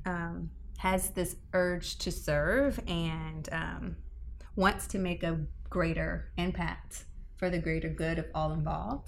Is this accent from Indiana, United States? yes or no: no; Tampa, Florida, United States; I'm born and raised in Tampa